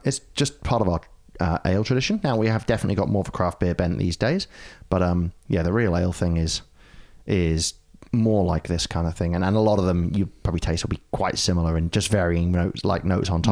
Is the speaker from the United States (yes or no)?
no; Ashby-de-la-Zouch, East Midlands, United Kingdom; born or raised there; moved away